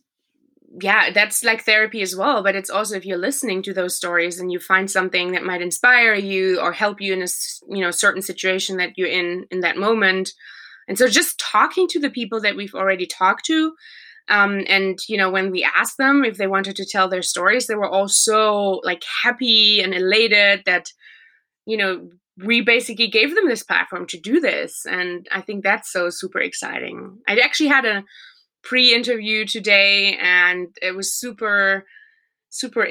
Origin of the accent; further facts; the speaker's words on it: Germany; from Germany.